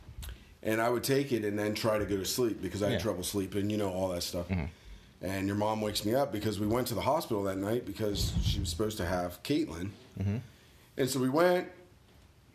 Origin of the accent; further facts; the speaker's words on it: Sugar Creek, United States; I am from Sugar Creek. Grew up in Sugar Creek